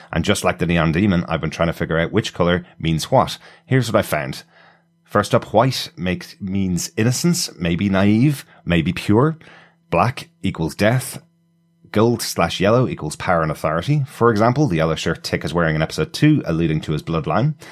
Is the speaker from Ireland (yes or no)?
yes; Ireland; being Irish people